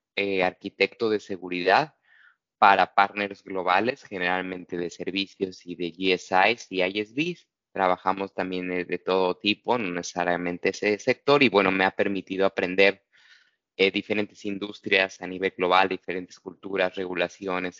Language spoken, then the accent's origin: Spanish; Mexico; soy mexicano